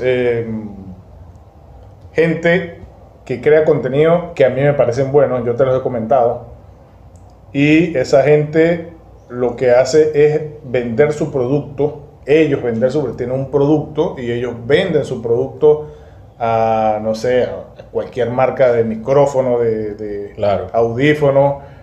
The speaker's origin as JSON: {"language": "Spanish", "region": "Mérida", "country": "Venezuela", "moved": "yes", "lives_now": "Margarita Island, Venezuela", "said": "en Mérida, donde está mi familia, yo soy de Mérida."}